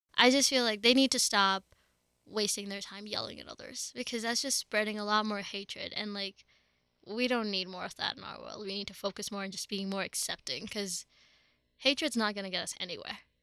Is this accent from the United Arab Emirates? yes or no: yes; Dubai, United Arab Emirates; moved away as an adult; now in Colorado, United States; I was born and brought up in Dubai, which is in the United Arab Emirates, but my family's from India.